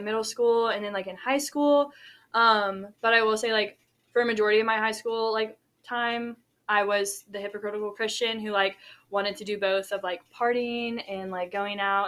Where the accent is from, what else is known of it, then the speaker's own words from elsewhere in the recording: Shreveport, Louisiana, United States; I'm from Shreveport, Louisiana, which is North Louisiana, about 3 hours from Baton Rouge